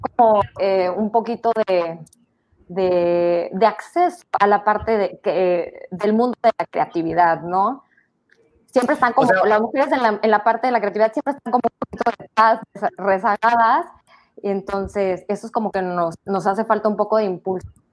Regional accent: Tabasco, Mexico; now in Mérida, Mexico; de Tabasco, vivo hace 20 años en Mérida

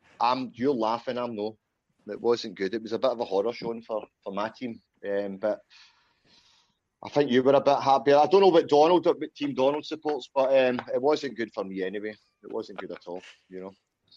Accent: Scotland, United Kingdom; I'll be one of your presenters today, also known as … from Scotland.

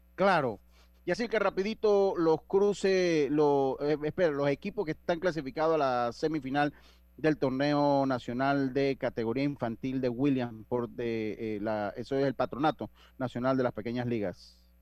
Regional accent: Panama; yo soy de Panamá

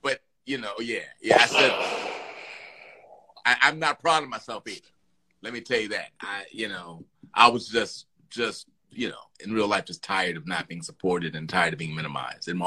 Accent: Chicago, Illinois, United States; now in Los Angeles, United States; I'm from Chicago

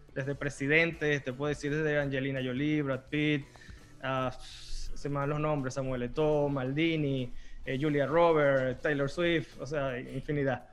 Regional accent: Venezuela; moved away; yo crecí en Venezuela, los postres con que yo crecí me identifico muchísimo

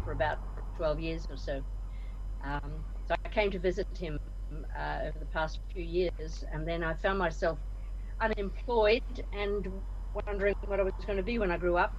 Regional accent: Australia; moved away as an adult; also born or lived in Scotland / Nigeria; now in Liverpool, United Kingdom; born and bred in Australia, came over to the UK in my early 20s

